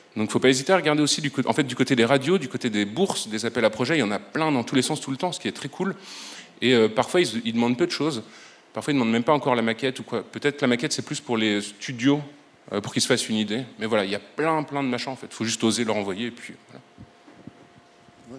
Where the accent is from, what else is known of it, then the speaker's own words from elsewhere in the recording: Brussels, Brussels-Capital Region, Belgium; je suis bruxellois